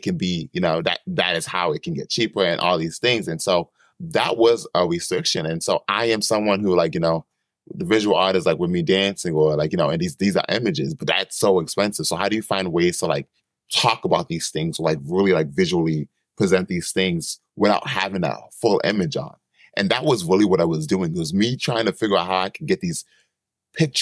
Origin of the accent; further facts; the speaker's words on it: East Coast, United States; I'm from the East Coast.